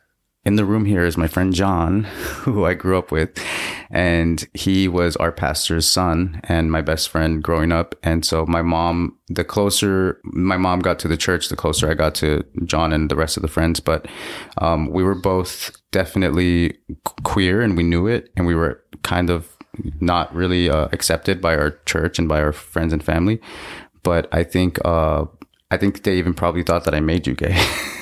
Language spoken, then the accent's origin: English; Los Angeles, California, United States; I was born in LA. I come from Mexican parents and native indigenous heritage.